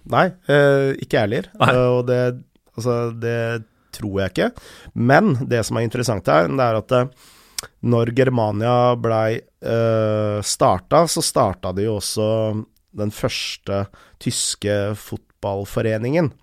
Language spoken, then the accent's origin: Norwegian; Lørenskog, Akershus, Norway; also born or lived in Enebakk / Snarøya; jeg bodde på Lørenskog til jeg var tolv år